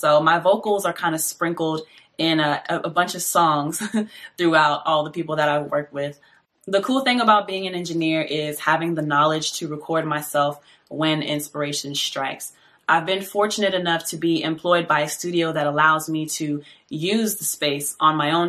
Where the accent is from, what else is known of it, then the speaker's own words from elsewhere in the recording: Fayetteville, North Carolina, United States; born there; now in Atlanta, United States; I am a singer, songwriter, and audio engineer based out of Atlanta, Georgia. I was born in Fayetteville, North Carolina, to two parents who were in the Army at the time.